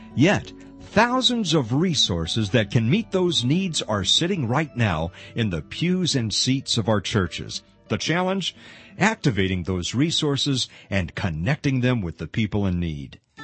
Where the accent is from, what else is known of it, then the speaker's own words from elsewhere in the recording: Pasadena, California, United States; moved away; I grew up in LA in Pasadena